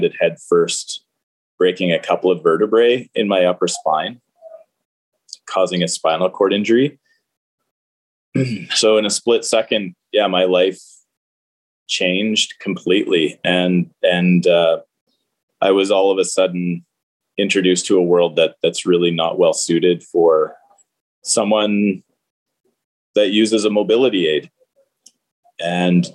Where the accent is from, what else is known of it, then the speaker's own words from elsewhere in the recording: Stouffville, Ontario, Canada; also born or lived in Waterloo; I grew up in Stouffville